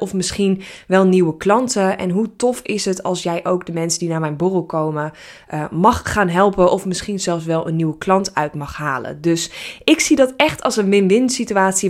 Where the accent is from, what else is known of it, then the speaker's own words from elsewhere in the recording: Netherlands; Ik ben een Nederlander.